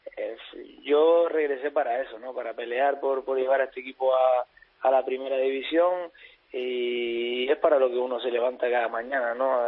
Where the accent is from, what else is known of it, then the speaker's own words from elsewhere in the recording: Tenerife, Canary Islands, Spain; la gente que somos de Tenerife